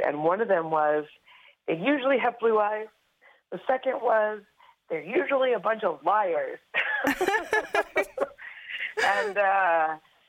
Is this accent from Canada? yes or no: yes; Grande Prairie, Alberta, Canada; raised in Grand Prairie, Alberta